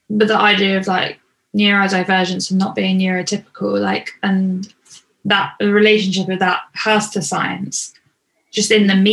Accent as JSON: {"language": "English", "country": "Canada", "said": "Even though this 10 week internship meant relocating to another province in my home country of Canada, I decided to pursue it as an opportunity to develop my skills and learn new techniques."}